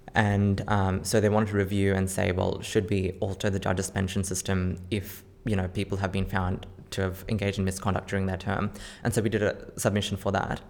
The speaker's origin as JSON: {"language": "English", "town": "Campbelltown", "region": "New South Wales", "country": "Australia", "tie": "born or raised there", "said": "I grew up in Campbelltown"}